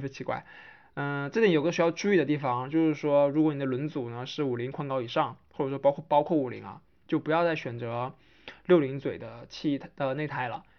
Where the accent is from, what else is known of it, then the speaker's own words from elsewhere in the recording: Hainan, China; 身为一个海南人